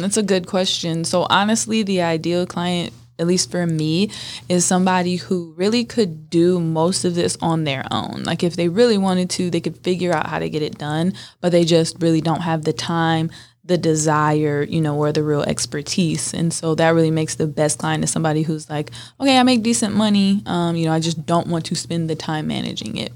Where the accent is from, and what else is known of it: Northern California, United States; born or raised there